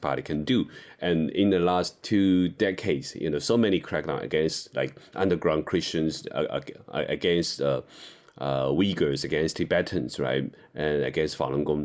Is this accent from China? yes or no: yes; China; moved away as an adult; now in United States; I went back to my hometown